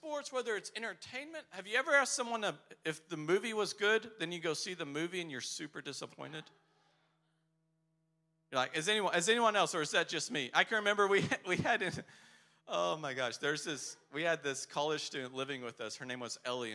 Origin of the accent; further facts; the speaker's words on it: Texas, United States; now in Poland; I'm from Texas